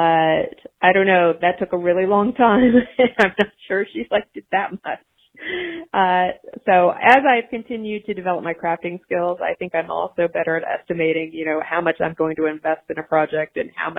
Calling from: Nashville, Tennessee, United States; I'm calling from Nashville, Tennessee

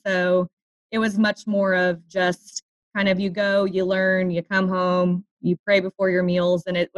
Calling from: Kansas City, Missouri, United States; moved away as an adult; I am calling in from Kansas City. Kansas City, Missouri.

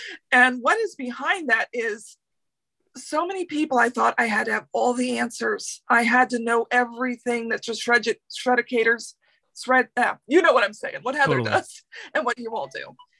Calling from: Clermont, Florida, United States; I'm calling from Claremont, Florida.

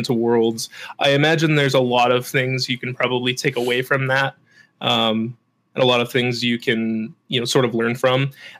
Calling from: Edmonton, Alberta, Canada; I am in Edmonton, Alberta, Canada.

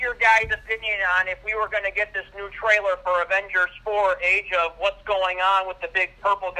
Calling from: Toledo, Ohio, United States; Yeah, hi. … I'm calling from Toledo, Ohio.

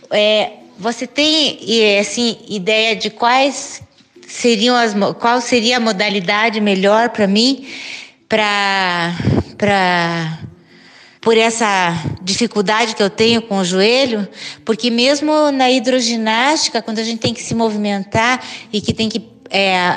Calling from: Curitiba, Paraná, Brazil; de Curitiba e eu gosto muito de dançar.

